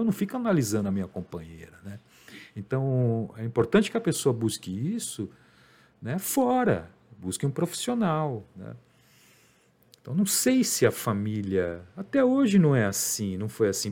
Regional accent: Brazil; eu sou brasileiro

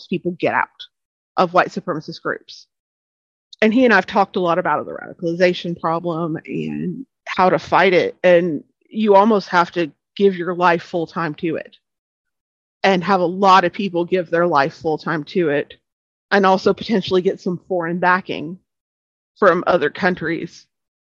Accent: East Arkansas, United States; I am born and raised in East Arkansas, not far from West Memphis

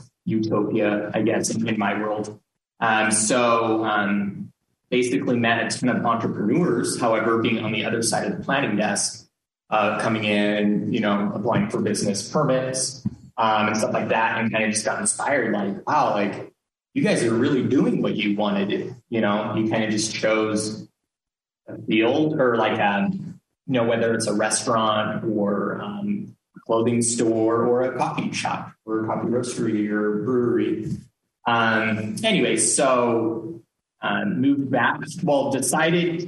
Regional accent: Salt Lake City, Utah, United States; moved away as an adult; also born or lived in Denver; born and raised in Salt Lake

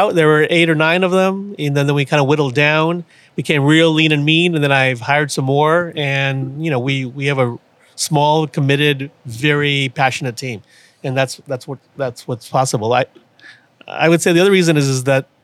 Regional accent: Houston, Texas, United States; also born or lived in Austin / New York City / Washington, D.C.; now in Beeville, United States; I grew up in Houston.

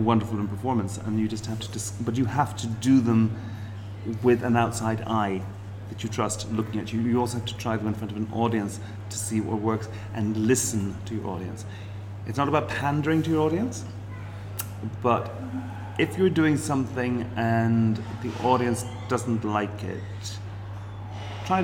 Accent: Ireland; As an Irish person

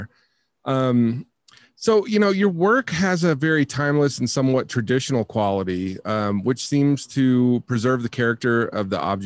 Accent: Tennessee, United States; I'm from Tennessee. Like I was raised in Tennessee

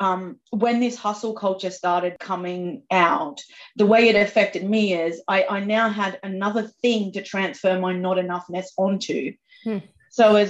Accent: Australia; I'm from Australia, so I am quite sweary

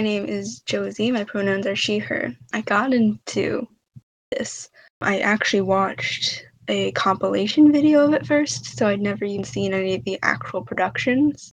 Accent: New Zealand; I'm from New Zealand, not Australia

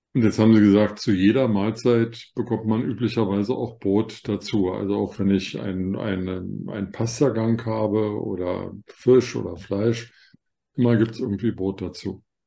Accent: Germany; ich als Deutscher

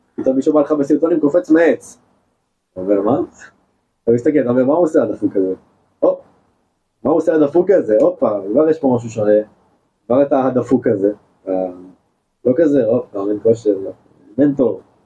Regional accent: Israel; אנחנו ישראלים

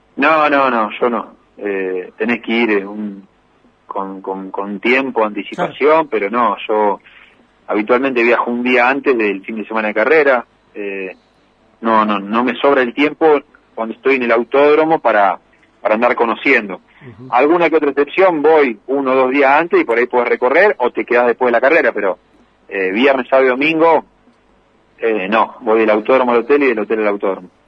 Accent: Las Parejas, Santa Fe, Argentina; las parejas, donde me crié, donde, eh, digamos, me formo como persona día a día, eh, vivo acá

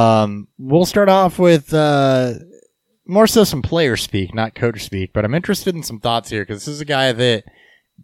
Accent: Petersburg, Illinois, United States; Petersburg, Illinois, my hometown

